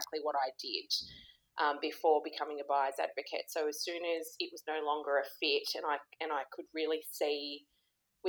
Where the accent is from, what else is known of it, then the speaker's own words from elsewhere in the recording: Sydney, New South Wales, Australia; I grew up in Sydney